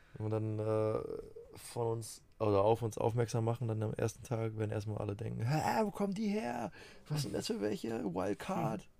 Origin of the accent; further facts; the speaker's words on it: Rhineland-Palatinate, Germany; Bei uns in der Pfalz